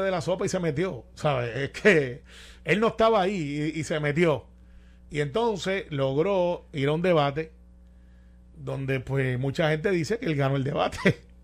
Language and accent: Spanish; Guaynabo, Puerto Rico; soy de Guaynabo